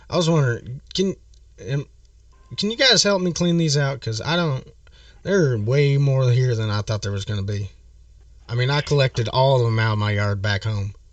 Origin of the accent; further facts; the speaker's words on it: Midwest, United States; So, you know, I'm from the Midwest and y'all ain't got very many leaves around here, right?